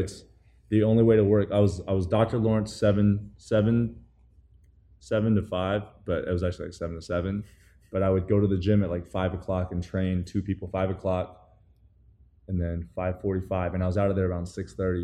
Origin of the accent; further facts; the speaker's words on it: Taiwan; moved away as an adult; also born or lived in New Zealand; now in United States; I grew up in New Zealand and Taiwan